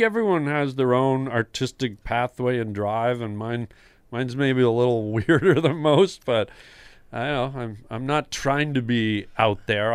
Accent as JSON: {"language": "English", "town": "Toronto", "region": "Ontario", "country": "Canada", "tie": "born or raised there", "said": "I grew up in Toronto"}